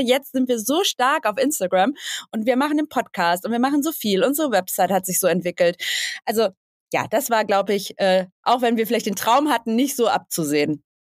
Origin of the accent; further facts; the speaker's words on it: Bottrop, North Rhine-Westphalia, Germany; now in Hamburg, Germany; ich komme ursprünglich aus dem Ruhrgebiet, aus Bottrop und ähm, bin vor vielen Jahren nach Hamburg gezogen und wohne jetzt in Hamburg, in Ottensen